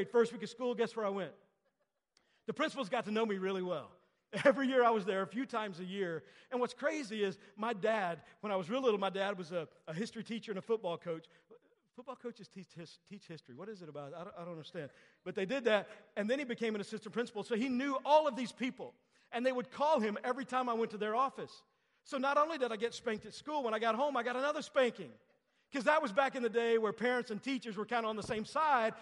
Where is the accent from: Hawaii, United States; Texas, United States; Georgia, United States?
Texas, United States; I grew up in Texas.